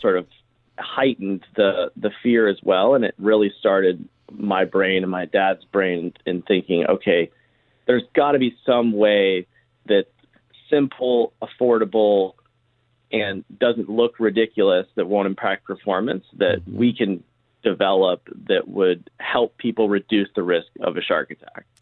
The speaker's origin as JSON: {"language": "English", "town": "Charleston", "region": "South Carolina", "country": "United States", "tie": "born or raised there", "said": "I grew up in Charleston, South Carolina"}